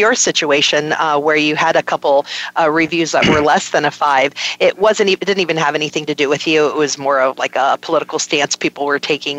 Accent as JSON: {"language": "English", "region": "New York", "country": "United States", "tie": "born there", "said": "Born in New York. I was born in New York."}